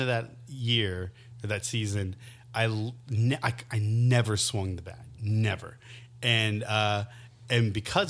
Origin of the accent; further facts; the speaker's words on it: Raleigh, North Carolina, United States; also born or lived in Greenville, North Carolina / Amsterdam / London; when I was like 9 or 10, I moved to Raleigh, I kind of considered Raleigh like my hometown